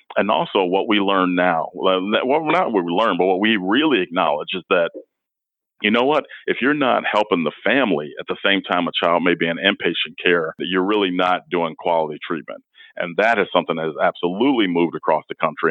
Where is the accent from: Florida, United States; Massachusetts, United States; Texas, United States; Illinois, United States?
Illinois, United States; Chicago; now in Cedar Rapids, United States; I grew up in Chicago